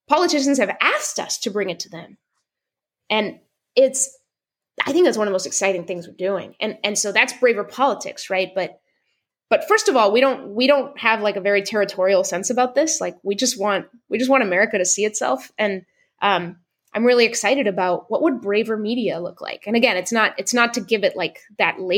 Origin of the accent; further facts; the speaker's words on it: Seattle, Washington, United States; I'm from Seattle